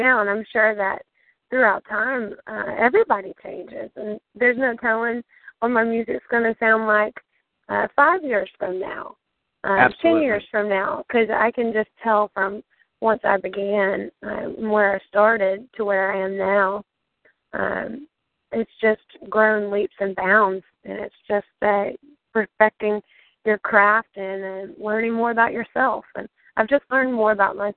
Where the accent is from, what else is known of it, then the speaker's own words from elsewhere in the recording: Alabama, United States; I'm from Alabama. Grew up in Alabama. That's my state.